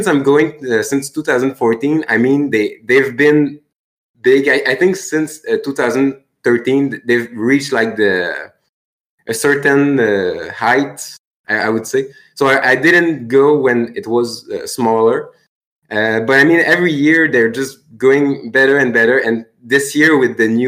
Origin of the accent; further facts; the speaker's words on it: Longueuil, Quebec, Canada; English is a second language; I'm from Longueuil, which is directly the suburb, so it's close by. And I am sorry for my English.